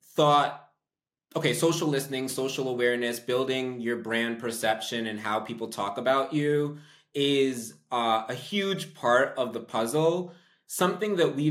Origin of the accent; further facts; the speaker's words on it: New York, United States; I'm from New York